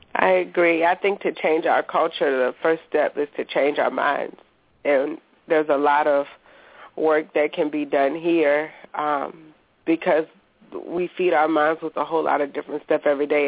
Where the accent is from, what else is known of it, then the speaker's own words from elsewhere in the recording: Petersburg, Virginia, United States; I'm from Petersburg, Virginia